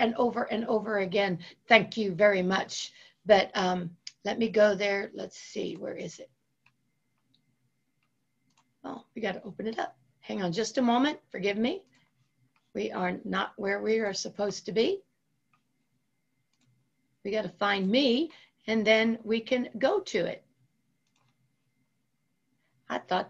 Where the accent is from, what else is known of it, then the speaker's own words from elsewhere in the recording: Ohio, United States; I grew up in Ohio